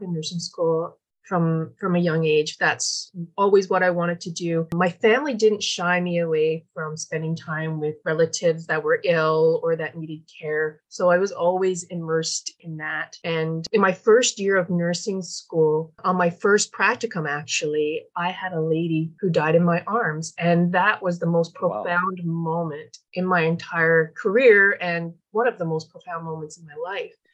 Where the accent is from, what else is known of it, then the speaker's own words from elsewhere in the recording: Newfoundland and Labrador, Canada; moved away as an adult; now in British Columbia, Canada; a 20-something year old feisty Newfoundland girl